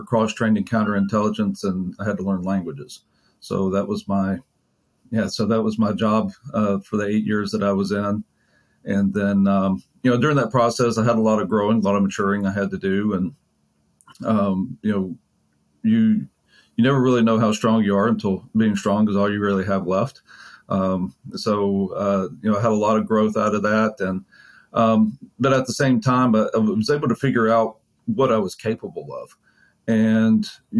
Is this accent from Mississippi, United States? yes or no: yes; Mississippi, United States; also born or lived in Jackson area, Mississippi; now in Frisco, United States; So I grew up in Mississippi, the majority of the time growing up, I grew up in a relatively rural area. And then we moved when I was in high school to a bigger city just outside of Jackson